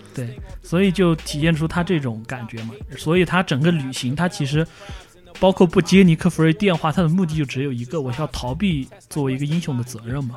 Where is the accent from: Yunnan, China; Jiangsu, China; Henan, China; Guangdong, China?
Yunnan, China; accent: Yunnan dialect; 我们云南话也讲